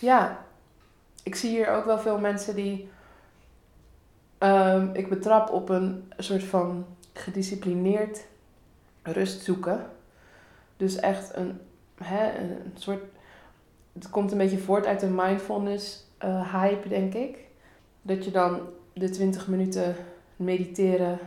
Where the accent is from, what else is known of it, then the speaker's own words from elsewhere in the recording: Rotterdam, South Holland, Netherlands; ik ben geboren en getogen in Rotterdam. Dus ik ben ook opgevoed in de stad, opgegroeid in de stad